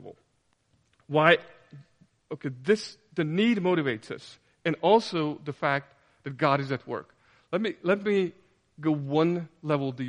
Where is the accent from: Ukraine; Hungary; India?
Hungary; we're from Hungary, and fascism and communism left their deep and cruel marks, not just on the nation, but on our family as well.